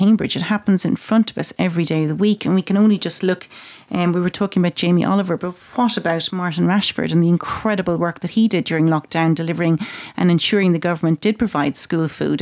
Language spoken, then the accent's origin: English; Ireland; I'm Irish and Irish have a strong sense of family